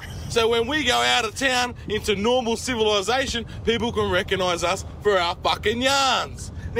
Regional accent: Sydney, New South Wales, Australia; I'm from Mount Druitt.

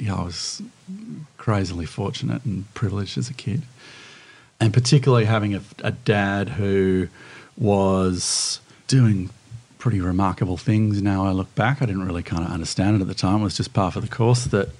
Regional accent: Sydney, New South Wales, Australia; also born or lived in Bondi Beach, Sydney; I grew up in Mossman

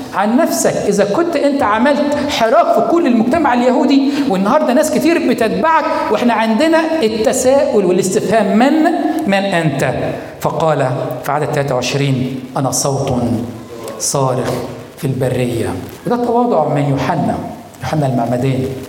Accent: Egypt; بلادنا مصر

